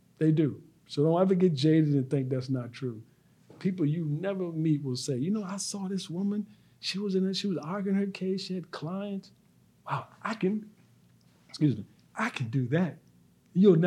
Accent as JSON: {"language": "English", "town": "Petersburg", "region": "Virginia", "country": "United States", "tie": "born or raised there", "also_born_or_lived": "Philadelphia", "said": "I'm from Petersburg, spent all my time there except for a little part growing up"}